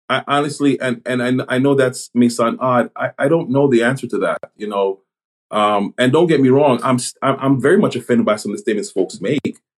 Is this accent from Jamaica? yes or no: yes; Jamaica; born there; I was born in Jamaica. I was born on the island, and you know, raised here.